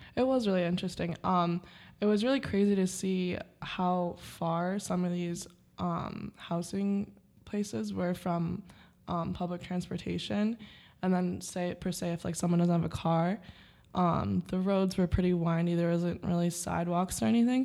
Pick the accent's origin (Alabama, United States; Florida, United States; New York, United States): New York, United States; Rochester; I'm also also from Rochester, New York.